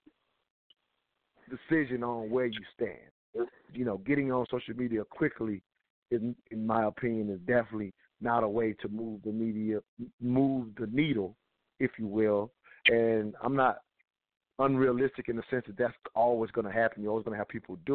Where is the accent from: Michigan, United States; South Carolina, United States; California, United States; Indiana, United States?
South Carolina, United States; Honea Path; now in Atlanta, United States; Back where I'm from in Belton. I'm from Huntington Pass, South Carolina.